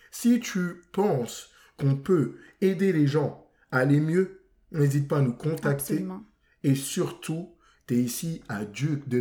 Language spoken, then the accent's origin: French; France; Moi, je suis français.